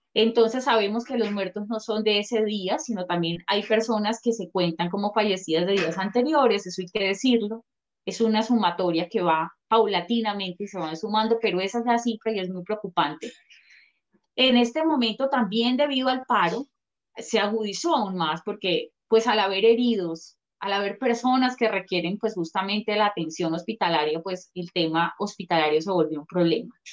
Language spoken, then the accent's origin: Spanish; Colombia; nosotros como colombianos, ciudadanos